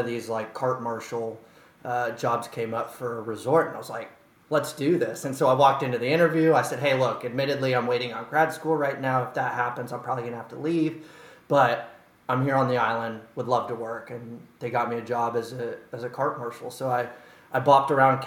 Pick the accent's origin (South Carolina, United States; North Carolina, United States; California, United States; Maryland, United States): California, United States; San Francisco Bay Area; moved away as an adult; now in New York City, United States; I grew up in the Bay